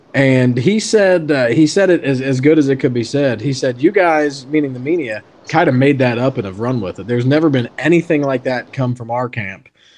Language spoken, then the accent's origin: English; Winnipeg, Manitoba, Canada; from Manitoba. I am from Tuxedo Park, Manitoba.